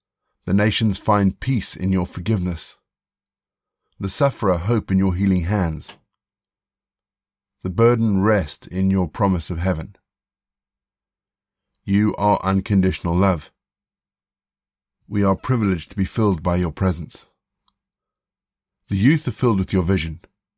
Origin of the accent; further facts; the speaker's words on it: South Africa; also born or lived in Zimbabwe; I grew up in Southern Africa. I was born in Zimbabwe, and then after independence we lived in South Africa.